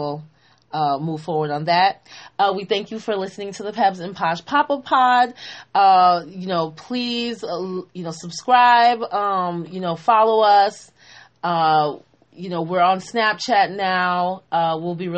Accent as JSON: {"language": "English", "town": "Boston", "region": "Massachusetts", "country": "United States", "said": "I am from Boston"}